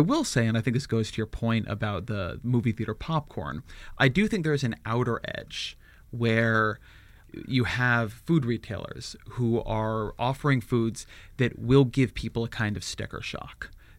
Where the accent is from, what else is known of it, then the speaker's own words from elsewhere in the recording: California, United States; As a Californian